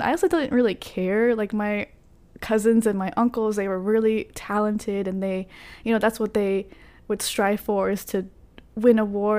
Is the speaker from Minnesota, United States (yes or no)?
no; Carrollton, Texas, United States; Yep, I was raised in Carrollton.